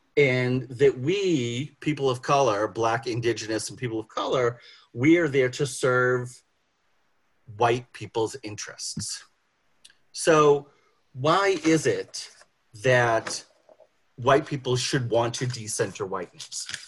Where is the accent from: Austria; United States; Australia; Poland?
United States; Boston, Massachusetts; I grew up in Boston.